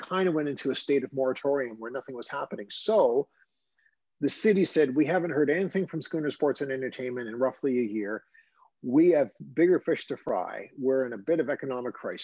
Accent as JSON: {"language": "English", "town": "Halifax", "region": "Nova Scotia", "country": "Canada", "tie": "born or raised there", "said": "I was born and raised in Halifax"}